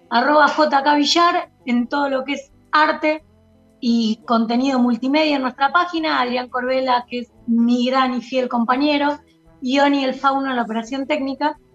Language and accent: Spanish; Argentina; Con esta doctrina económica del peronismo, cómo nos atraviesa como argentinos, cómo empezó, cómo estamos hoy